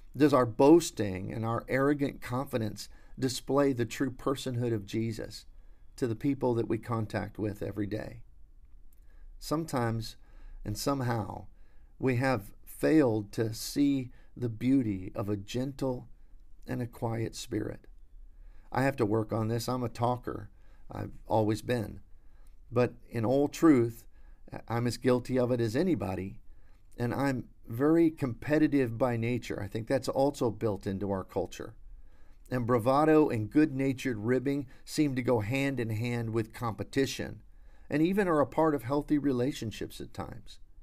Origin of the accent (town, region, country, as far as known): United States